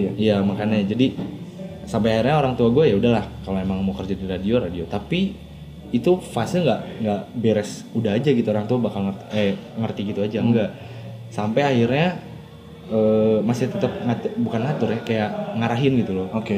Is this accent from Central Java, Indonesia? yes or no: no; Cirebon, West Java, Indonesia; moved away as an adult; also born or lived in Bandung; gue dari Cirebon